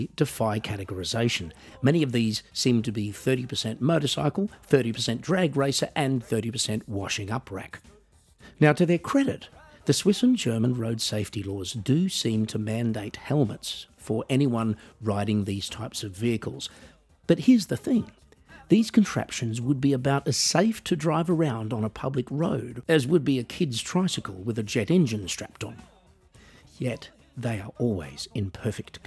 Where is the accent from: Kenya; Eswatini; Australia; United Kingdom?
Australia; moved away as an adult; also born or lived in United States; growing up in Australia